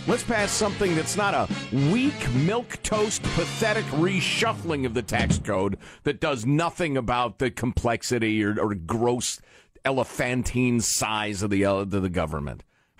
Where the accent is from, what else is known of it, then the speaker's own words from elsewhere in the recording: Illinois, United States; Well, I'm from Southern Illinois, so I'll be speaking in a folksy voice.